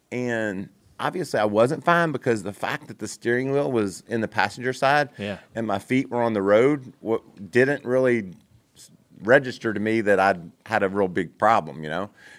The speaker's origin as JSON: {"language": "English", "region": "Kentucky", "country": "United States", "said": "And I was so fast in that, you know, and I was this sissy from Kentucky, you know"}